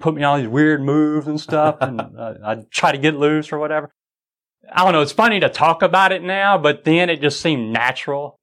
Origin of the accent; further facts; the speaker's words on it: United States; I'm a Christian, i uh, raised a Baptist, and I'm an American